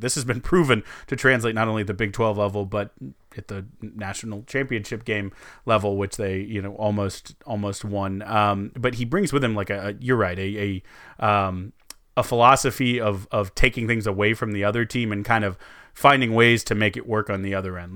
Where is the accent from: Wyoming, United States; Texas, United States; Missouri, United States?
Texas, United States; San Antonio; growing up in San Antonio, you, you go deep on each of the Spurs